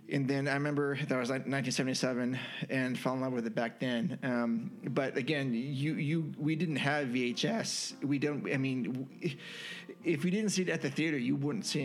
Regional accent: San Jose, California, United States; We grew up in San Jose

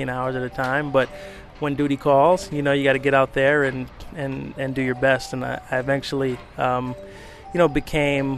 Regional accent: New York City, New York, United States; I grew up in Flatbush, Brooklyn, and I love Brooklyn

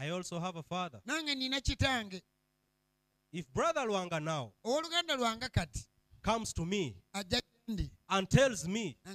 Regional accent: Soroti, Eastern Region, Uganda; I come from Soroti. Soroti. I am just here in Kampala. I have just come.

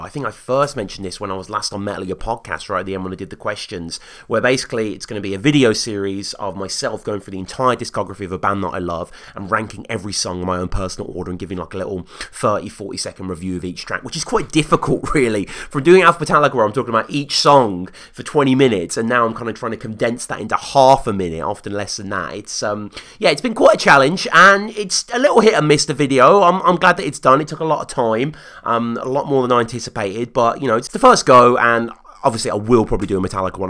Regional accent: United Kingdom; as a Brit over here

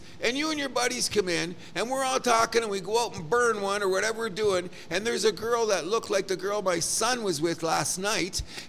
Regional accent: Canada; I'm embarrassed as a Canadian to love hockey this much

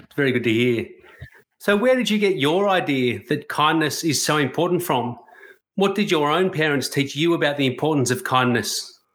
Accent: Australia; As a white Australian

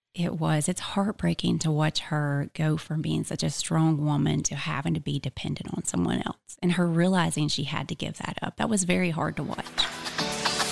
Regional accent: Blue Ridge, Georgia, United States; also born or lived in Cherokee County, Georgia; I am from Blue Ridge, Georgia, so about an hour and fifteen minutes north from here

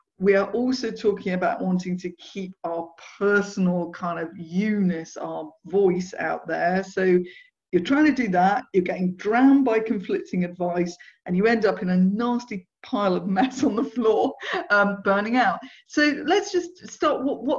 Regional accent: South East England, United Kingdom; I grew up in Surrey, but yeah, and I can go frightfully Surrey if I want to sound frightfully posh.

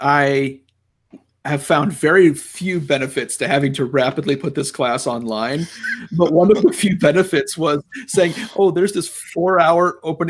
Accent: United States; as an American who studies politics

